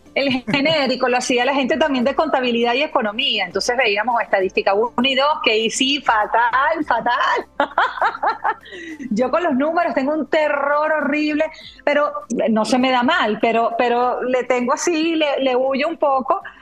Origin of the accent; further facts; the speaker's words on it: Valencia, Carabobo, Venezuela; moved away; also born or lived in San Felipe, Yaracuy / Chivacoa, Yaracuy; Yo nací en San Felipe, estado Yaracuy, eh, me mudé a Chivacoa, mi papá es ingeniero agrónomo y siempre ha estado ligado al campo. Y de Chivacoa, que eso queda en el estado Yaracuy, nos fuimos a Valencia. Cuando llegó a Valencia yo tenía siete años